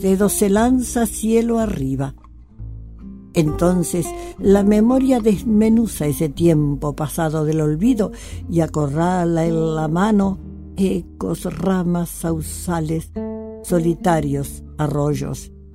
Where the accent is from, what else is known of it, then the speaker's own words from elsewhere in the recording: Concepción del Uruguay, Entre Ríos, Argentina; moved away; also born or lived in Buenos Aires; Nací en Concepción del Uruguay, Entre Ríos